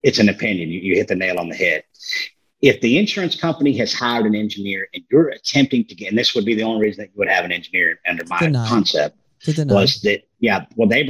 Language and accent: English; Texas, United States; I'm from Texas